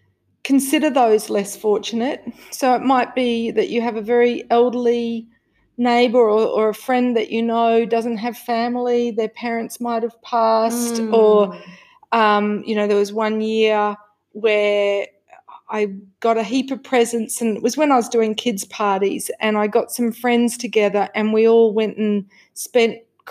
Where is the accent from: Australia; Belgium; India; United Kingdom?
Australia; growing up in Australia, my goodness, there was no emotional awareness